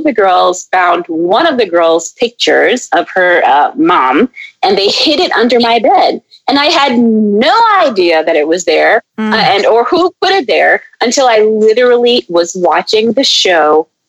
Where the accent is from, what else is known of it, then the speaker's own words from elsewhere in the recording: Maryland, United States; she's from Maryland and I grew up some time in Maryland.